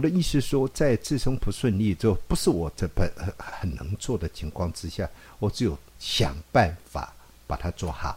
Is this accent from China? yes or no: no; Taiwan; 我在乡下长大，嗯。我是一口台语